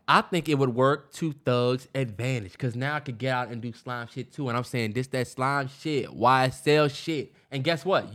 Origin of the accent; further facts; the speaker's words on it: Upper Marlboro, Maryland, United States; me and Terrence grew up in P G County